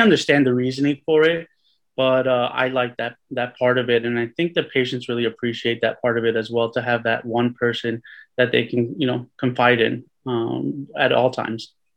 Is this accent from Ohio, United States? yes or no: no; Cliffside Park, New Jersey, United States; also born or lived in Hudson County, New Jersey; I was born in Hudson County, raised right outside of Hudson County in Cliffside Park